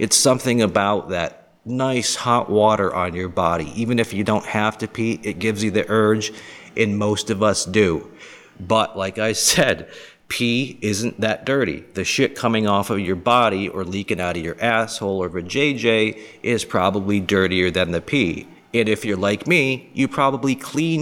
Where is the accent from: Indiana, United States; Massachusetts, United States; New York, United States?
Massachusetts, United States; Boston; moved away as an adult; also born or lived in Charleston, South Carolina; Being born and raised in the Boston area, where it's a very liberal, progressive area